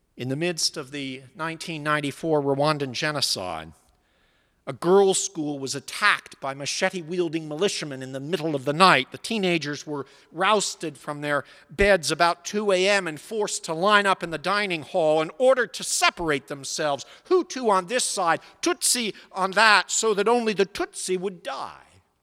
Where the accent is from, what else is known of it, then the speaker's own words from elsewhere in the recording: Pittsburgh, Pennsylvania, United States; moved away; also born or lived in New England; When I was growing up in Pittsburgh in the nineteen sixties